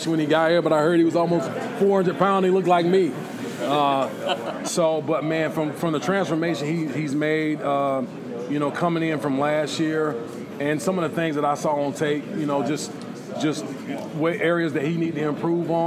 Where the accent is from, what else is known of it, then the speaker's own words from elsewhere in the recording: Lyons, Georgia, United States; I'm from South Georgia, you know, small town. So I know how to talk to people because everybody knows everybody where I'm from in Lyons.